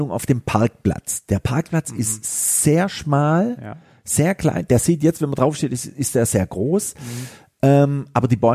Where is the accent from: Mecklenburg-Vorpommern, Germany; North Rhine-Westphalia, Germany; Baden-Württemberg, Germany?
Baden-Württemberg, Germany; Stuttgart; Und das war so eine ganz große Idee von mir hier als Stuttgarter